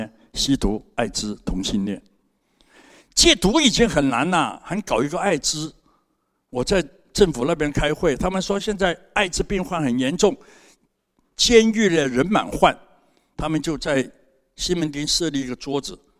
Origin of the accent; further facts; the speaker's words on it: Hong Kong; moved away as an adult; now in Taiwan; 三十八年前我从香港来，什么都没有。